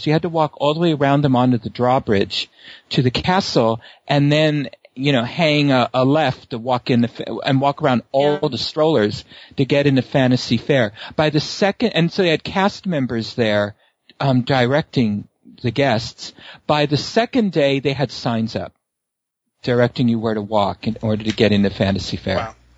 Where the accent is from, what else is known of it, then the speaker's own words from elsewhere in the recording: San Francisco, California, United States; growing up in San Francisco, we had a, uh, we had like a boardwalk called Playland at the Beach